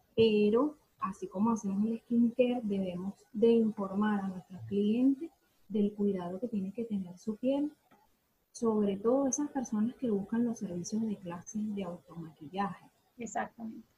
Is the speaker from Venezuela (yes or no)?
yes; Venezuela; moved away as an adult; now in Argentina; soy venezolana, sin embargo, en nuestro país no tuve la oportunidad